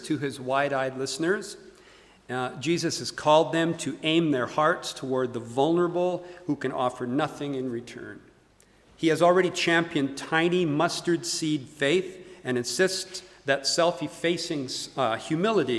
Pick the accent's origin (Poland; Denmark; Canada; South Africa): Canada; Calgary, Alberta; moved away as an adult; also born or lived in United States; now in Edinburgh, United Kingdom; I'm Canadian by birth, born and raised in Calgary, Alberta.